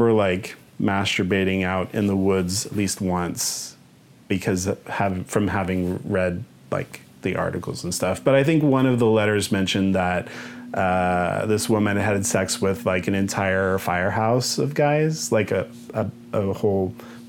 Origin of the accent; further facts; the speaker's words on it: Wichita, Kansas, United States; moved away; my hometown in Wichita, Kansas